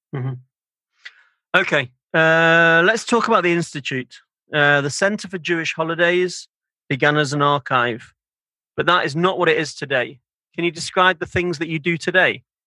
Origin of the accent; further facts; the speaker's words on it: Manchester, North West England, United Kingdom; I grew up in Manchester in the north of England